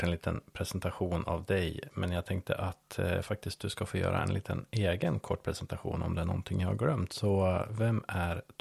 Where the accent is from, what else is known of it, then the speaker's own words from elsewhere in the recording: Skåne, Sweden; Ja men det är ju så som skåning så passerar ju gränsen varje gång du åker någonstans.